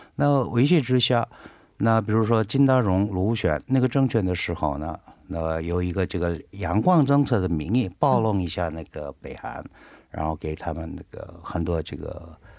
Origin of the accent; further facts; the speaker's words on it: South Korea; 我是韩国人